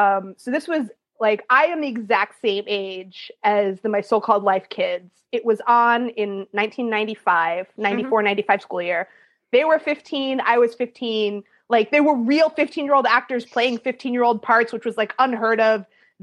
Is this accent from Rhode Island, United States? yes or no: yes; Providence, Rhode Island, United States; I mean, for New England, I grew up in Providence, Rhode Island, but you know, it's a college town.